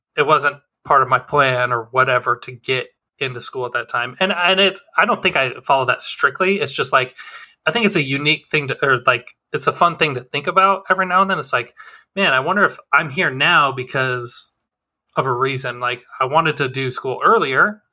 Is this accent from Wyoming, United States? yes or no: yes; Wyoming, United States; moved away; growing up in Wyoming, no opportunities